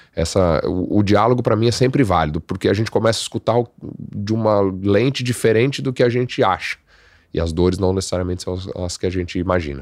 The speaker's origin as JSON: {"language": "Portuguese", "town": "Guaratinguetá", "region": "São Paulo", "country": "Brazil", "tie": "born or raised there", "said": "eu sou de Guaratinguetá, Vale do Paraíba"}